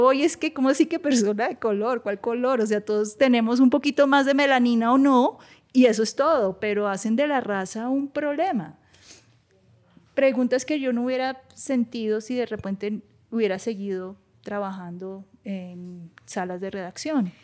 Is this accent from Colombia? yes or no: yes; Bogotá, Colombia; moved away as an adult; also born or lived in New York, United States; de donde vengo, yo mi familia es del campo. Eh, para mí, eh, Madelena y San Mateo en Suacha y Ciudad Bolívar son lugares súper